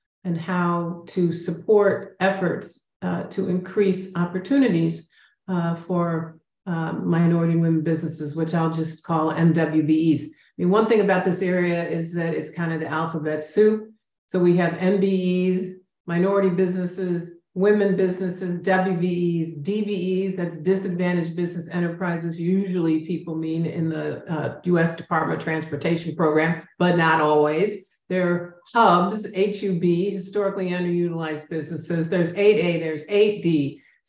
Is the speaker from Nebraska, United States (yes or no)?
no; Chicago, Illinois, United States; moved away as an adult; now in San Antonio, United States; I'm now based out of San Antonio, Texas, but I'm really from Chicago